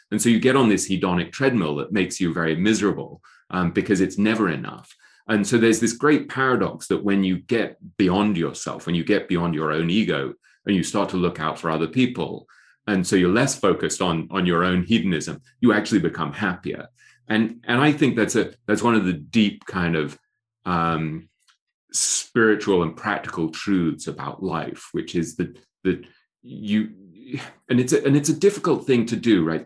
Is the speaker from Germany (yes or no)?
no; England, United Kingdom; accent: English; moved away; I grew up in England, right, where, and I went to Eton